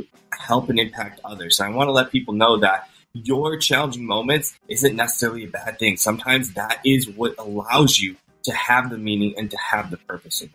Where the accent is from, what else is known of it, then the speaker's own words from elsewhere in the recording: Cleveland, Ohio, United States; I'm from Cleveland, Ohio, and the clinic is, you know, one of the top hospitals in the country. So I was very lucky to have that on my doorstep